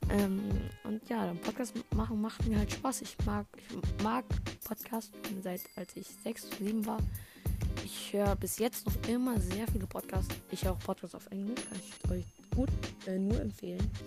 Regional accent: Munich, Bavaria, Germany; ich bin zwölf Jahre alt. Ich komme aus München. Ähm, und ja, aus München, Bayern.

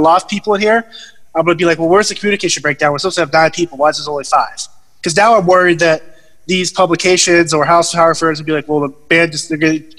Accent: Massachusetts, United States; I grew up in Massachusetts

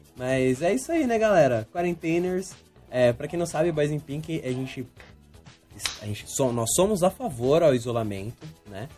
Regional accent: Brazil; a gente é brasileiro

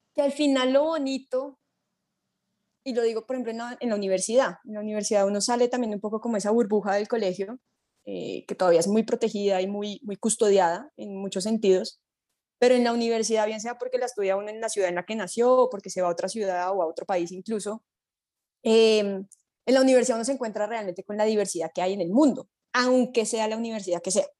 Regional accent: Colombia; mi grupo colombiano

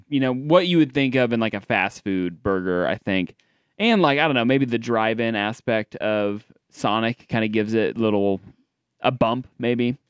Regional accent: Des Moines, Iowa, United States; I'm from Des Moines

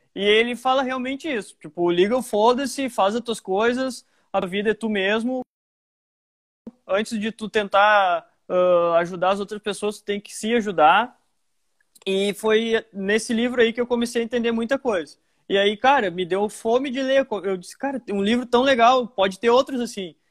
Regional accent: Montenegro, Rio Grande do Sul, Brazil; also born or lived in Porto Alegre / Nova Santa Rita / Santa Maria / Lajeado; Eu moro desde os meus oito ou nove anos em Montenegro. Eu me considero montenegrino porque eu cresci minha vida aqui.

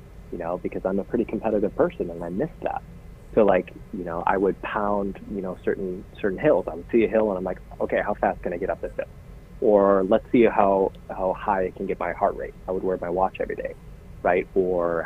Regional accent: West Coast, United States; I'm from the West Coast

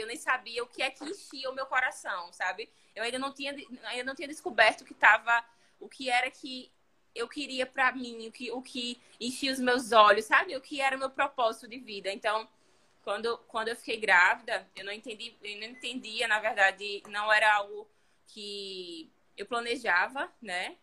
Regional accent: Maceió, Alagoas, Brazil; aqui em Maceió, né? Falando disso, eu sou de Maceió

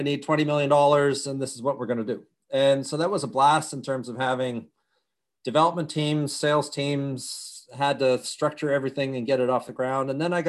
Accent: United States; born there; And I was born in the U.S., so carried a Dutch passport and a U.S. passport. And by the time I was 3, we were back in Europe.

